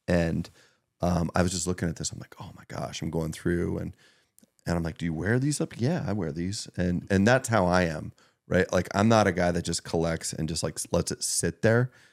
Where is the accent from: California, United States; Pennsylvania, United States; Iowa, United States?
Pennsylvania, United States; Meadville; growing up in Northwest Pennsylvania, but Meadville, you know, I went to Maplewood